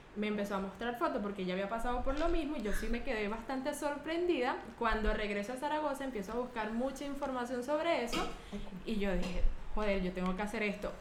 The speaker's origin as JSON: {"language": "Spanish", "town": "Chichiriviche de la Costa", "region": "La Guaira", "country": "Venezuela", "tie": "born or raised there", "also_born_or_lived": "La Esperanza, Carayaca, Venezuela", "moved": "as an adult", "lives_now": "Spain", "said": "yo soy de un hermoso pueblo llamado Chichiriviches de la Costa, ubicado en el estado Vargas, Venezuela"}